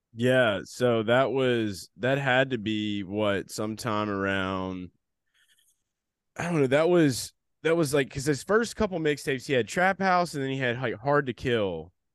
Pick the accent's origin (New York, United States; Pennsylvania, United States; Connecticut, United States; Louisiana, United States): Louisiana, United States; New Orleans; from New Orleans too